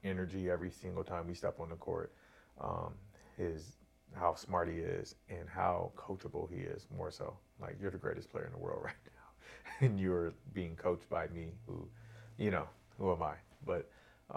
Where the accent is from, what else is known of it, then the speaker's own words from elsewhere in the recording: Corona, California, United States; I grew up in Corona.